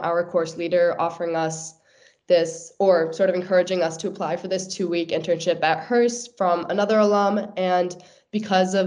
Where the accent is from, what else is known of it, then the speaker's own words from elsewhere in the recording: United States; moved away as an adult; now in United Kingdom; from my hometown back in America